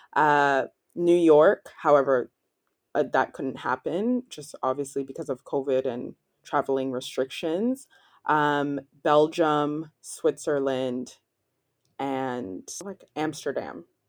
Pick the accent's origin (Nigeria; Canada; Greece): Canada; Ottawa, Ontario; moved away as an adult; also born or lived in Toronto, Canada; now in Cergy, France; I'm from Ottawa, Canada, but I've actually spent the last six years in Toronto.